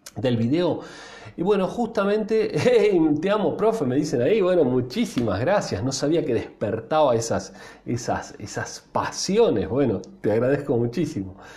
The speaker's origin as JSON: {"language": "Spanish", "country": "Argentina"}